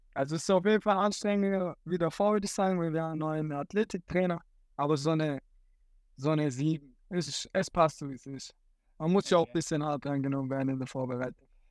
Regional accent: Dotternhausen, Baden-Württemberg, Germany; ich komme hier aus dem Dorf

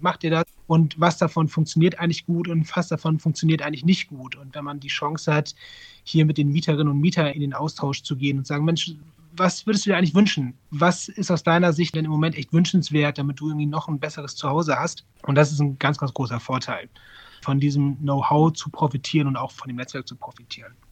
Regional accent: Northern Germany, Germany; moved away as an adult; also born or lived in Mainz / Frankfurt; now in Düsseldorf, Germany; ich bin eigentlich Norddeutscher

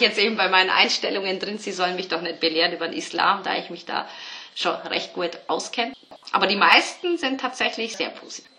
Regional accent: Bavaria, Germany; ich bin ja aus Bayern

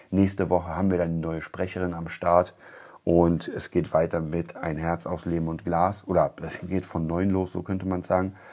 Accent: Berlin, Germany; Also ich komme aus Kreuzberg, ich weiß das.

